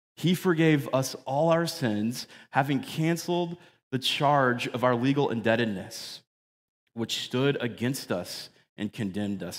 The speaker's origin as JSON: {"language": "English", "town": "Phoenix", "region": "Arizona", "country": "United States", "tie": "born or raised there", "said": "from when my family moved here, like, back in nineteen eighty-seven when I was a kid"}